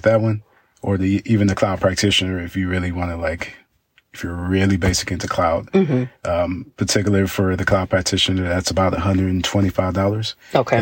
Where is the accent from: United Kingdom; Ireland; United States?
United States; Dallas, Texas; growing up in Dallas